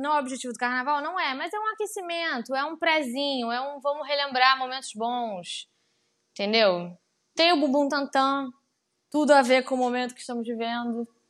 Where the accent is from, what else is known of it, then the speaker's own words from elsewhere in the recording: Pelotas, Rio Grande do Sul, Brazil; now in Rio de Janeiro, Brazil; eu sou do Sul, né? Eu moro aqui no Rio há muito tempo, mas eu sou de Pelotas